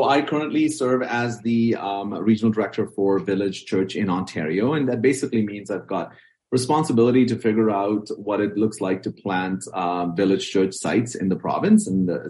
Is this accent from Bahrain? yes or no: yes; Bahrain; I was born and raised in the Middle Eastern country called the Kingdom of Bahrain. That's sort of the official title. My parents are from South India. They were expat workers in Bahrain.